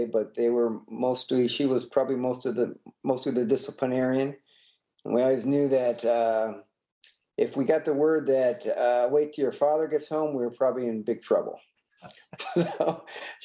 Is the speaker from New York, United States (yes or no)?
no; Warren, Michigan, United States; I was raised in Warren, Michigan